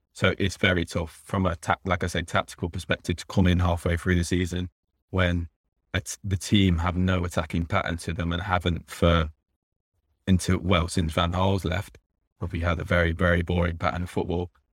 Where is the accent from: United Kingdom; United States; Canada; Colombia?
United Kingdom; England; I grew up over here uh, in England